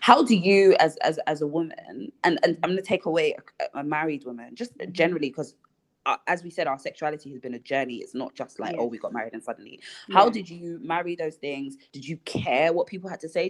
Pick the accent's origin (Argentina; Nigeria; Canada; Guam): Nigeria; being Nigerian